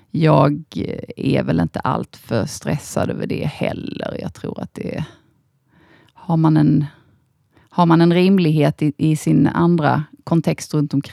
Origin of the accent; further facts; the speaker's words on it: Osby, Skåne, Sweden; en eh, liten by som heter Osby. Ja. Eh, hade en väldigt eh, fridfull och trevlig uppväxt där.